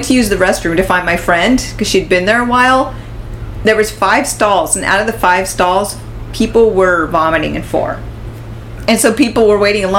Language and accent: English; United States; accent: standard American; I had a standard American accent